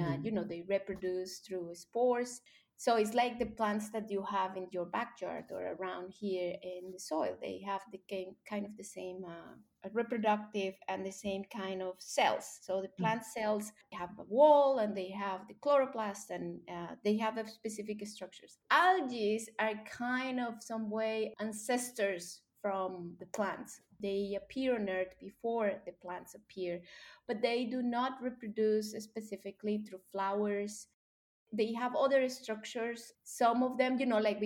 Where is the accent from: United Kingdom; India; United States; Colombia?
Colombia; English is a second language; moved away as an adult; I grew up in Colombia, and when I was 9 years old